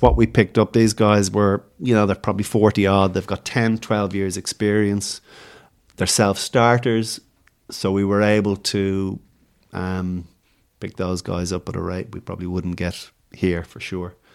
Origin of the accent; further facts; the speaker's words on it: Ireland; now in Australia; I'm going from Ireland